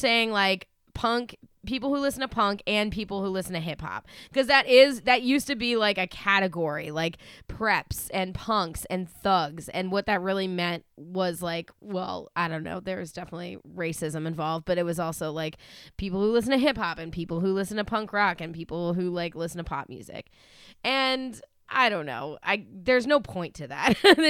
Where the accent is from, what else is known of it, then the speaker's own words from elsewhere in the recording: Acton, Massachusetts, United States; I'm from Acton.